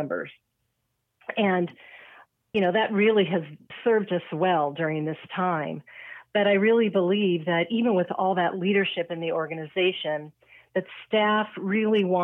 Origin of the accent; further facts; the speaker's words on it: Sacramento, California, United States; moved away as an adult; also born or lived in Michigan; I was born and raised in Sacramento